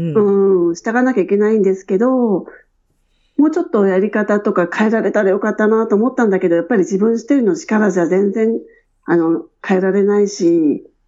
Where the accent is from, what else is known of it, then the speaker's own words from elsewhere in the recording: Edogawa, Tokyo, Japan; moved away as an adult; also born or lived in Shinjuku, Tokyo; now in Australia; 出身は、あの、江戸川区で育ちました